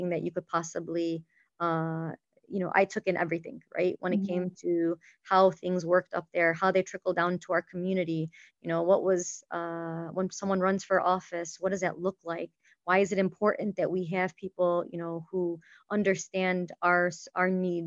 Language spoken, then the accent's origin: English; Dearborn, Michigan, United States; I was born and raised in Dearborn, went to school, high school in Fortson